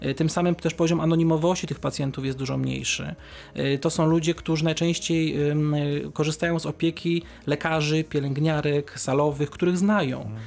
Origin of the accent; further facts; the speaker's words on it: Kępno, Greater Poland, Poland; moved away; mieszkałem przez wiele lat 70 km od Wrocławia, w, w Kępnie, w mieście powiatowym